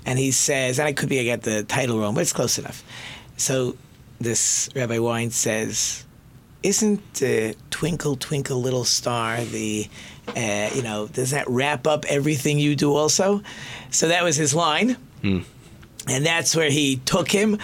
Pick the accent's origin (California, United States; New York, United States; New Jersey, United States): New York, United States; Monsey; when I grew up in Muncie